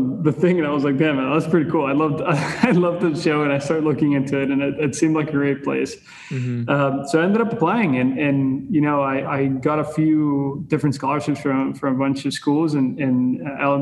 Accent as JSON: {"language": "English", "country": "Costa Rica", "tie": "born or raised there", "first_language": "Spanish", "second_language": "English", "moved": "as an adult", "lives_now": "Los Angeles, United States", "said": "I'm originally from Costa Rica. I was born and raised over there, and I moved to California"}